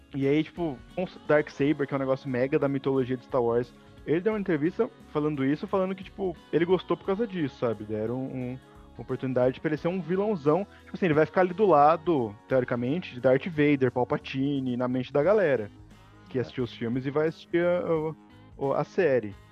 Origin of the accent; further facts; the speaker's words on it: Brazil; accent: interior; meu sotaque porque eu sou do interior